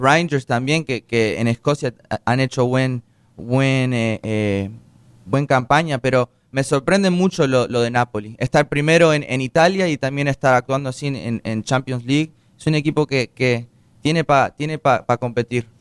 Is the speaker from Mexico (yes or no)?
no; Uruguay; now in United States